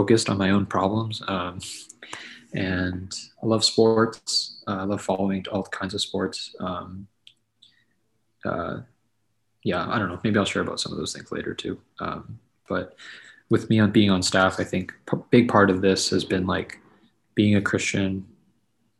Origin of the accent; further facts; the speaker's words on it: Quincy, Massachusetts, United States; moved away as an adult; now in St. Louis, United States; I was born in Quincy, Massachusetts. So it was like near Boston, and lived in the Boston area my whole life leading up to college